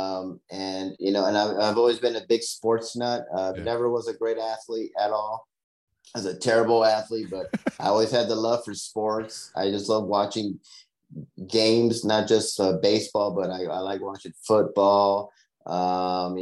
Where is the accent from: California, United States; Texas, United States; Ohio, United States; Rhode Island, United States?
California, United States; Los Angeles; moved away as an adult; also born or lived in Las Vegas, Nevada; now in Charlotte, United States; I grew up in Los Angeles, so I'm a Dodger fan